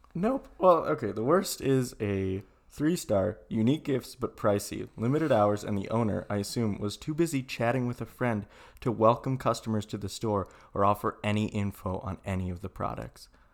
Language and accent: English; Sheboygan, Wisconsin, United States; moved away; I was from Sheboygan